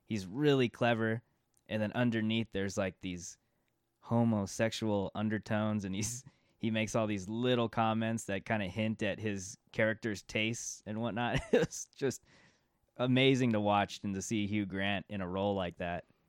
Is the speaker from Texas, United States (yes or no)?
no; California, United States; being from California